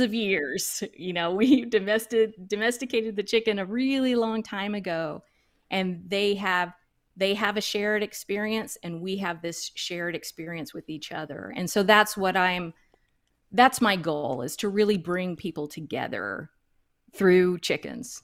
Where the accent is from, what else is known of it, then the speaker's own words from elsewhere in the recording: Duncanville, Texas, United States; I am originally from Duncanville, Texas, which is a suburb of Dallas. I lived all my, you know, all my early years in the suburbs.